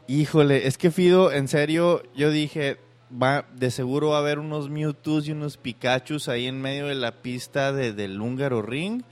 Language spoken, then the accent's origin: Spanish; Mexico; Yo como soy mexicano